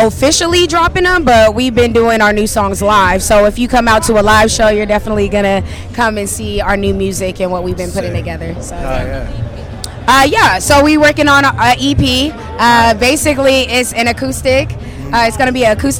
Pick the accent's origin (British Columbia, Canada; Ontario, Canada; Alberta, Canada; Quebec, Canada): Ontario, Canada; moved away as an adult; now in Las Vegas, United States; I'm originally from Ontario.